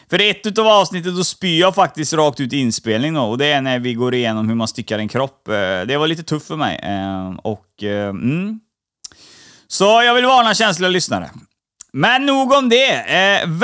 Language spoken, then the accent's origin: Swedish; Stockholm, Stockholm County, Sweden; also born or lived in Gothenburg; Jag föddes i Stockholm.